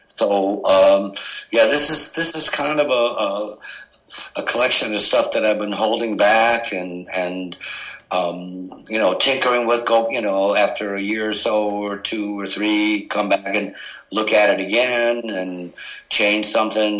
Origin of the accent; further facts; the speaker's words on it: Cleveland, Ohio, United States; now in Akron, United States; I grew up in Cleveland on the right. um, in the Hungarian ghetto on, right. uh, Buckeye Road